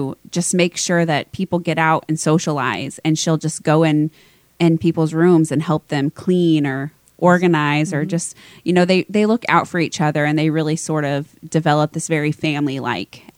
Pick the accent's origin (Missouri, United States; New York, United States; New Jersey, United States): Missouri, United States; Lawson; also born or lived in Kansas City; I grew up in Lawson.